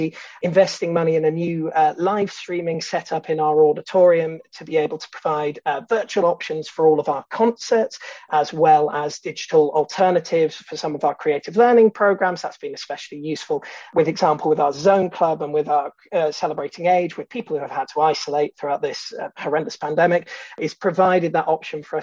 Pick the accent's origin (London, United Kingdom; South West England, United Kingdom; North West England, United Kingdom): South West England, United Kingdom; Bath; moved away as an adult; now in Bristol, United Kingdom; I was born and raised in Bath